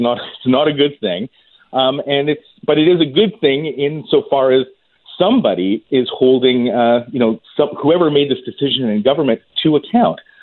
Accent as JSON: {"language": "English", "country": "Canada", "said": "as a Canadian"}